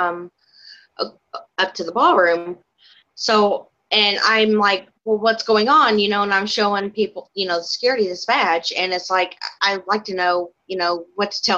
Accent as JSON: {"language": "English", "region": "Indiana", "country": "United States", "said": "I'm from Indiana."}